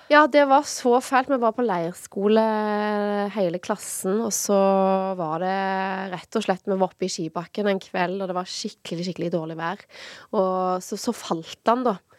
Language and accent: Norwegian; Sola, Rogaland, Norway; moved away as an adult; also born or lived in Oslo; Fra Sola, litt sånn midt imellom eh, Stavanger og Sandnes